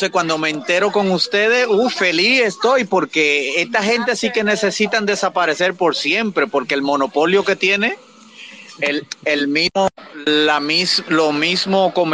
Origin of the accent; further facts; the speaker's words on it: Dominican Republic; now in United States; desde los Estados Unidos, dominicano.